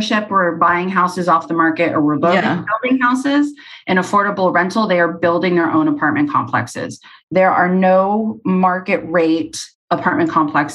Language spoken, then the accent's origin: English; Arizona, United States; I'm from Arizona